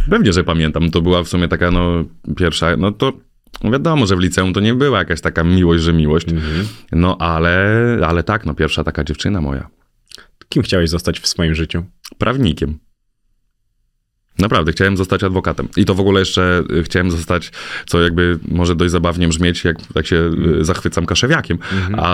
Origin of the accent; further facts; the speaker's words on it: a village near Warsaw, Masovian Voivodeship, Poland; Na wsi pod Warszawą.